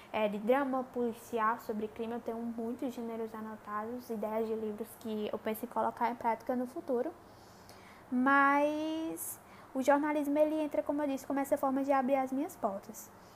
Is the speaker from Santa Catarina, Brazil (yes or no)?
no; Crato, Ceará, Brazil; accent: nordestino; sou nordestina, é, cearense, numa cidadezinha do interior chamada Crato